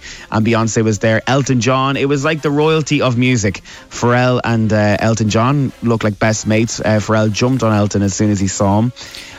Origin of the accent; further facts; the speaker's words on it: Ireland; I'm from Ireland.